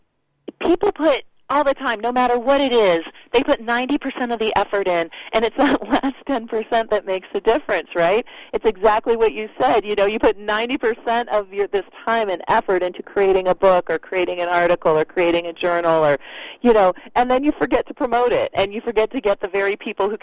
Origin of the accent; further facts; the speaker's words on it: Canada; also born or lived in Sweden; I'm Canadian and Swedish